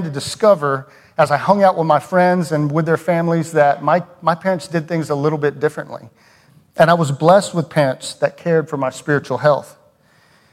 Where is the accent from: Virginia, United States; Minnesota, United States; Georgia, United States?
Georgia, United States; Cumming; moved away; I grew up in Cumming, Georgia. If you're familiar with Cumming, it's a little north of Atlanta